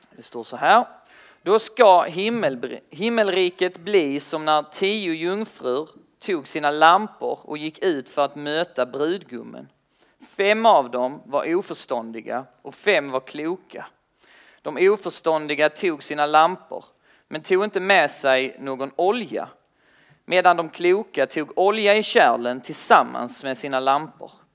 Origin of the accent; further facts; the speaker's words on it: Kristianstad, Skåne, Sweden; now in Lund, Sweden; jag bor i Lund tillsammans med, eh, men jag kommer från Kristianstad